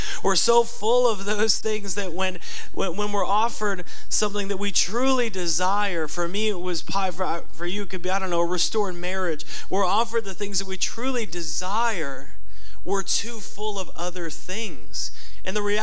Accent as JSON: {"language": "English", "country": "United States", "said": "as American Christians"}